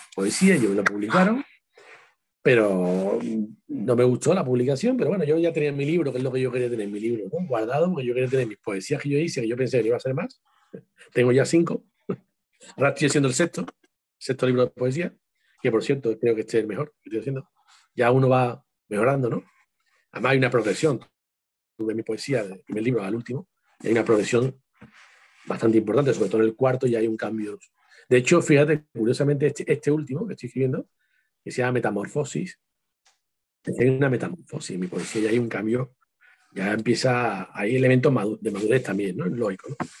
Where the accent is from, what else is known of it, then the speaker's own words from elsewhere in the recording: Seville, Andalusia, Spain; con mi tierra, con la parte de sur, Andalucía.